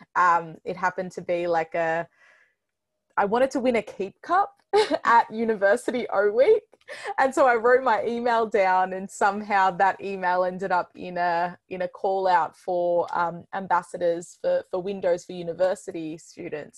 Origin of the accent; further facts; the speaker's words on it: Melbourne, Victoria, Australia; I'm from Melbourne, Australia